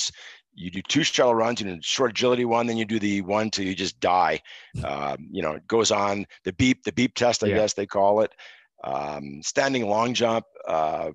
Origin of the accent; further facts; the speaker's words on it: Montreal, Quebec, Canada; born and raised in Montreal, moved to the suburbs, the western suburbs, when I was three, and lived there my entire childhood and most of my adulthood.